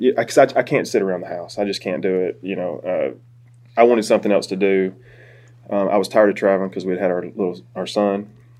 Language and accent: English; Cordova, Alabama, United States; moved away as an adult; also born or lived in New York / Birmingham; I'm from Cordova, originally.